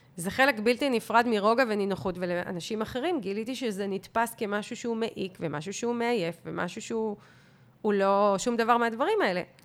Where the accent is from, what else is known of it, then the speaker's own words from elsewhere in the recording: Israel; אנחנו ישראלים